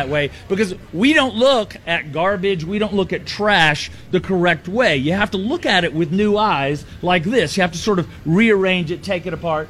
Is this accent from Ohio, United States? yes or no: no; Frog Pond, Alabama, United States; I'm from a small town in Alabama called Frog Pond, Alabama, population 76 when I'm not home.